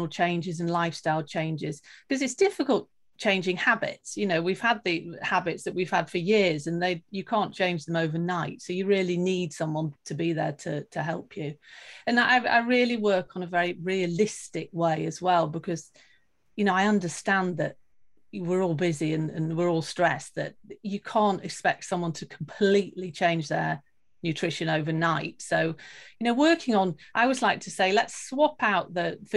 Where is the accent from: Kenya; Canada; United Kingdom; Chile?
United Kingdom; now in Sweden; I live in Sweden at the moment, but I am actually British.